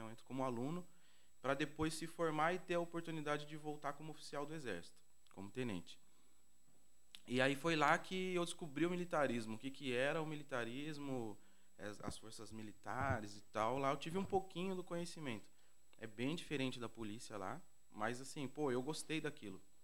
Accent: Campinas, São Paulo, Brazil; cresci aqui no Vila União

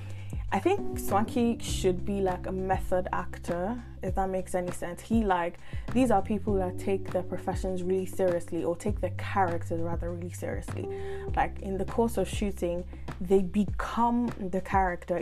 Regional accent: Owerri, Imo, Nigeria; I'm from Owerri

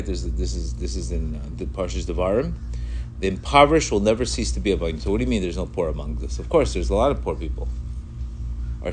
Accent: Colombia; English is a second language; moved away; I grew up in Colombia. I came here. I didn't speak a word of English

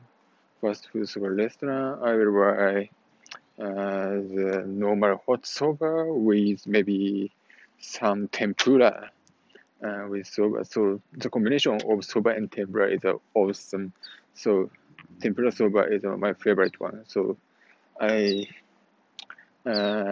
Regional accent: Japan; moved away; when I go back to Japan

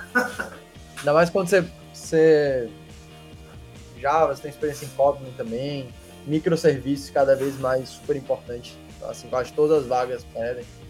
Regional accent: Salvador, Bahia, Brazil; also born or lived in Belém, Pará; eu nasci em Belém, com um ano de idade, vim para Salvador

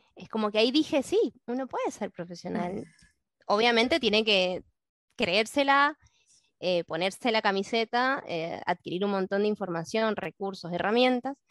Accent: Mendoza, Argentina; soy de Mendoza

